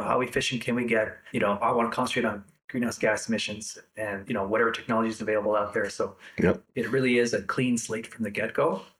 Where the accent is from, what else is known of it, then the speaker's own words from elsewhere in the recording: Winnipeg, Manitoba, Canada; now in Kelowna, Canada; I'm from Winnipeg originally, so it's kind of flat there.